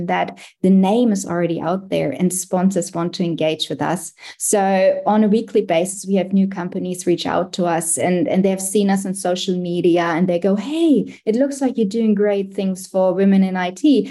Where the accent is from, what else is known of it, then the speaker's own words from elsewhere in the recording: Germany; moved away as an adult; now in Australia; I actually came to Australia in 2010 as well. I'm originally from Germany.